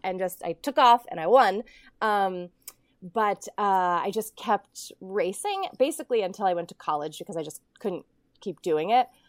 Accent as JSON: {"language": "English", "region": "Ohio", "country": "United States", "tie": "born or raised there", "said": "I grew up in Ohio and I was, I grew up in the snow belt."}